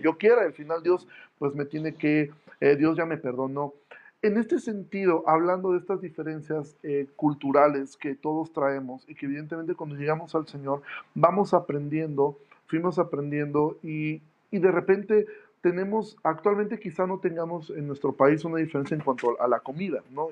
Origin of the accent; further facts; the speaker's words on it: Mexico City, Mexico; moved away; yo soy de la Ciudad de México